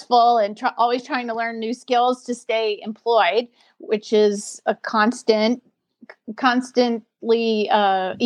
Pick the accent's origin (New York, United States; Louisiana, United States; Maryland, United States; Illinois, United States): Louisiana, United States; New Orleans; now in Los Angeles, United States; I'm coming at you today from Los Angeles, California, but I'm originally from New Orleans, Louisiana